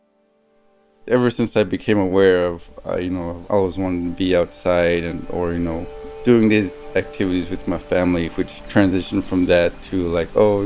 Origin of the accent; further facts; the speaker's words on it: Tuntutuliak, Alaska, United States; moved away as an adult; now in Fairbanks, United States; I spent my whole life or growing up in Tintituliak, living a subsistence lifestyle.